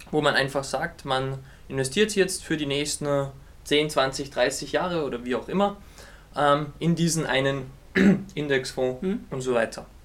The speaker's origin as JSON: {"language": "German", "country": "Austria", "said": "ich komme aus Österreich"}